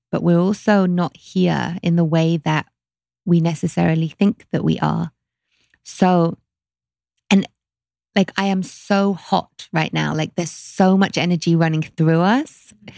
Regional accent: London, United Kingdom; growing up in London

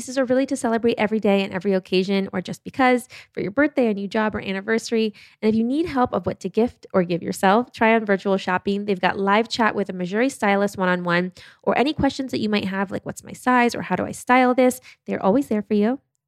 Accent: Germany; born there; also born or lived in United States; So I went back and forth between Europe and the US since I was six. I was born in Germany.

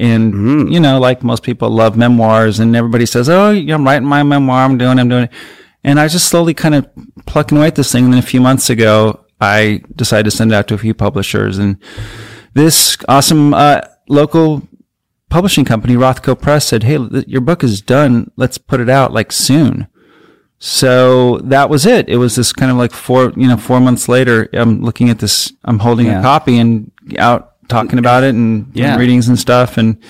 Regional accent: Burbank, California, United States

